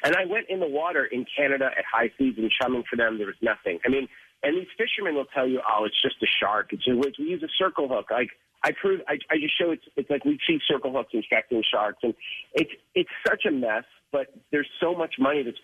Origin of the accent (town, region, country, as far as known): Boston, Massachusetts, United States; born or raised there